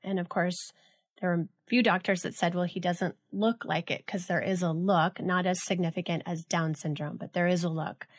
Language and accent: English; Los Alamitos, California, United States; born or raised there; also born or lived in Los Angeles